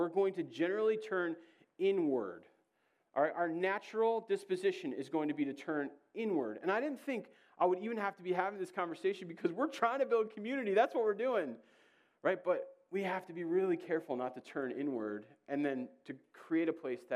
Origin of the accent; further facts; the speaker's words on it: Georgia, United States; I'm from Georgia